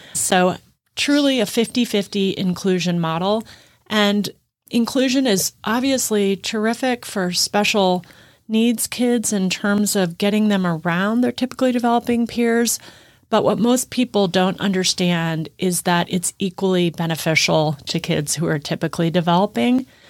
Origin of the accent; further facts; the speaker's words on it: Midwest, United States; moved away as an adult; also born or lived in East Coast; now in Texas, United States; I grew up in the Midwest